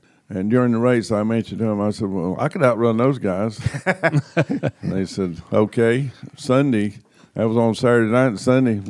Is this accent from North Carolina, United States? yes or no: yes; North Carolina, United States; I was from Mitchell County, he was from Yancey County, and the schools played each other normally in the tournaments.